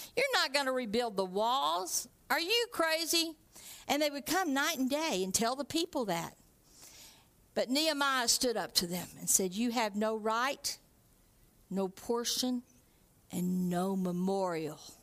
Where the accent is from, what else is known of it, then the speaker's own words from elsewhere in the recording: Texarkana, United States; moved away; David and I grew up in Texarkana